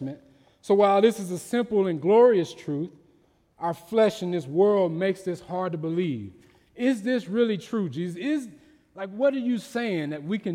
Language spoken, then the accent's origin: English; Mississippi, United States; growing up in Mississippi